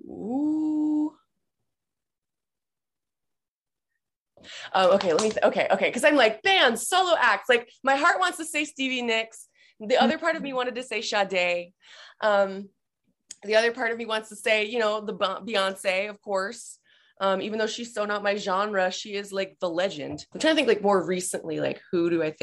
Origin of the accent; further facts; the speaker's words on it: Massachusetts, United States; moved away as an adult; now in Los Angeles, United States; I am based in LA, but I'm from Massachusetts. I moved here in July of 2019